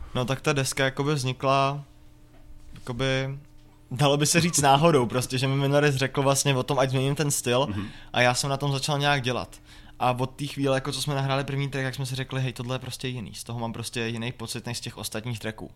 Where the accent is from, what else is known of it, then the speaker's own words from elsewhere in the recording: Jablonec nad Nisou, Liberec Region, Czechia; já jsem prostě z Jablonce